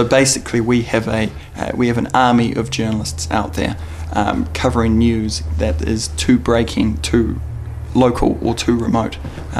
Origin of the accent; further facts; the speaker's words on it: London, United Kingdom; I'm fresh over from London. I'm here on holiday.